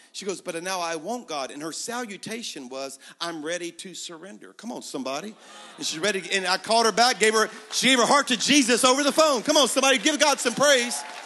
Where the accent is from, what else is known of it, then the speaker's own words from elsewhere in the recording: Baton Rouge, Louisiana, United States; now in Birmingham, United States; I was at my hometown in Baton Rouge, Louisiana, where I'm from